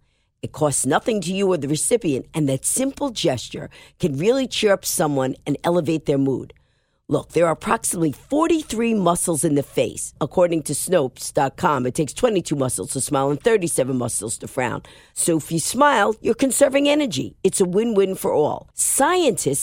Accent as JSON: {"language": "English", "region": "New York", "country": "United States", "said": "I'm a New Yorker"}